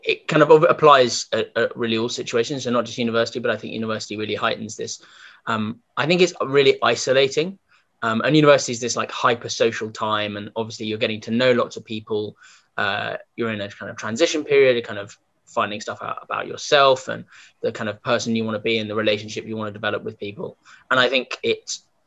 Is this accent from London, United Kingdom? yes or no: yes; London, United Kingdom; I've lived in London all my life, still in London